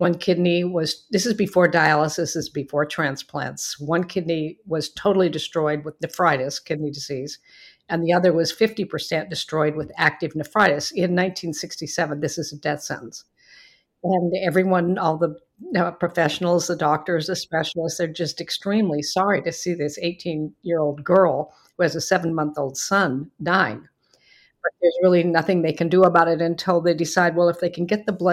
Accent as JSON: {"language": "English", "town": "Beaverton", "region": "Oregon", "country": "United States", "tie": "born or raised there", "said": "I grew up in Beaverton, Oregon, which is a nice suburb of Portland, Oregon"}